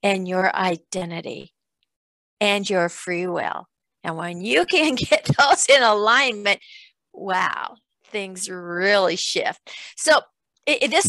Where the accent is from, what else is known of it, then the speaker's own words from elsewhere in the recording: Iowa, United States; where I grew up in Iowa on a farm